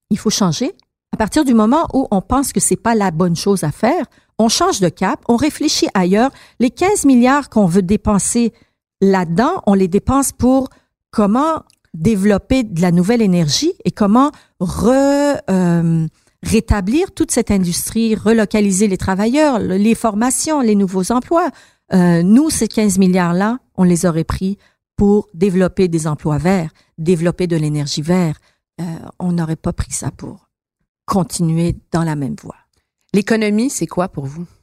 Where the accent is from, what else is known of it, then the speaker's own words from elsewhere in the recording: Iran; now in Montreal, Canada; Moi, moi, je suis une Montréalaise, je suis une Québécoise, je suis une bon une Iranienne avant là, mais Montréalaise et Québécoise.